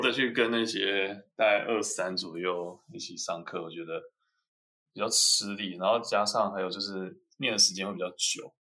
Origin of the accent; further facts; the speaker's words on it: Taiwan; moved away as an adult; now in Germany; 我来自于台湾，然后我在台湾拿一个 bachelor 大学，呃，学士